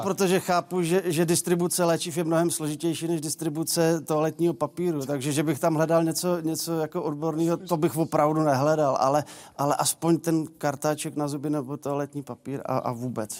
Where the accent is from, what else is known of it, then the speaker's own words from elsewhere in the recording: Polička, Vysočina Region, Czechia; moved away as an adult; now in Hradec Králové, Czech Republic; já jsem rodák z Poličky z Vysočiny, tam jsem žil 18 let